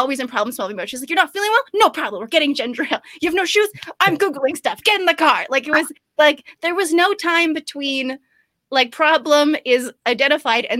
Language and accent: English; Canada; I'm super Canadian